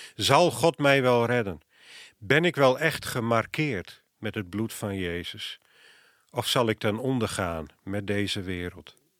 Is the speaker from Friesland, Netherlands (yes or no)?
yes; Friesland, Netherlands; moved away; Ik kom oorspronkelijk uit Friesland